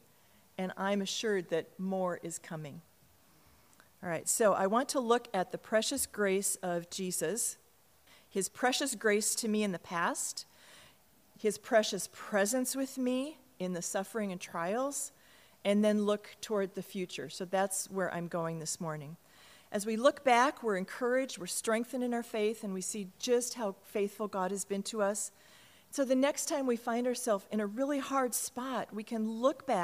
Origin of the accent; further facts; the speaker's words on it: Cottage Grove, Minnesota, United States; I was born in Minneapolis, just a block from the downtown campus, and I was raised in Cottage Grove